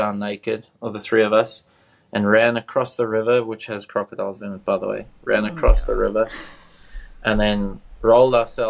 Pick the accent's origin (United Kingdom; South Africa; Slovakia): South Africa; growing up in Africa